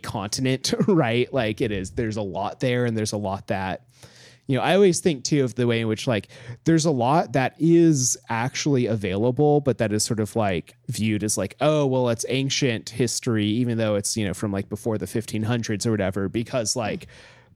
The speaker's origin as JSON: {"language": "English", "town": "Homer", "region": "Alaska", "country": "United States", "tie": "born or raised there", "moved": "yes", "lives_now": "New York, United States", "said": "growing up in Homer"}